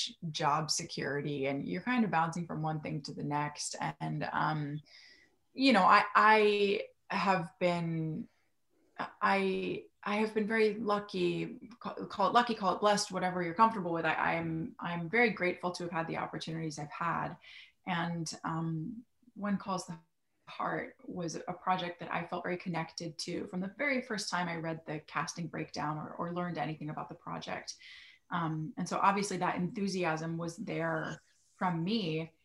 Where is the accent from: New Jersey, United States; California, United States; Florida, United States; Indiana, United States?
Florida, United States; the town where I grew up in Florida